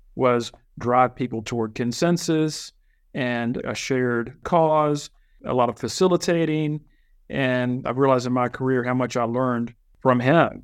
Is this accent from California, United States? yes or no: no; Virginia, United States; also born or lived in Chile; But I was born in Virginia, been in Virginia all my life